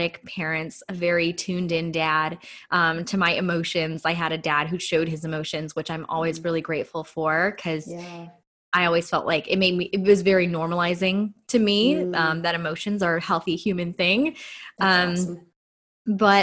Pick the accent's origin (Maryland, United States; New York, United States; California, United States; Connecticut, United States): California, United States; Los Angeles; So I grew up in inner city LA. I'm a total like city girl.